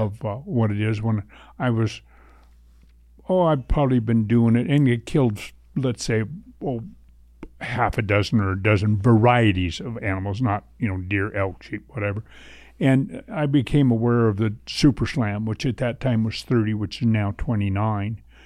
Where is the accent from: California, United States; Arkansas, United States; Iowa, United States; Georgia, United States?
California, United States; Southern; moved away; where I was raised in Southern California